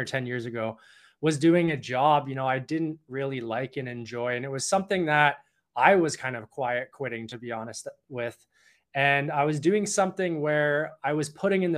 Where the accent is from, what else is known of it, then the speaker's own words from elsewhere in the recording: Toronto, Ontario, Canada; now in Vancouver, Canada; I'm originally from Toronto